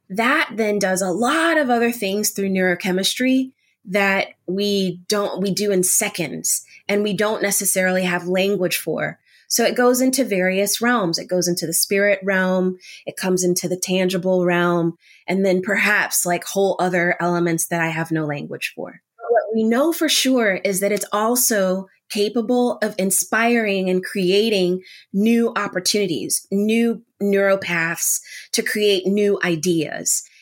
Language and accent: English; United States; as an American, as a Panamanian American